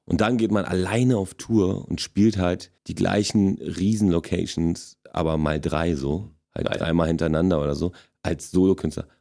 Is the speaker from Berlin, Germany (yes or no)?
yes; Berlin, Germany; accent: Berliner; German is a second language; also born or lived in Wrocław, Poland; ich bin mit sechseinhalb hergekommen äh, in die erste Klasse damals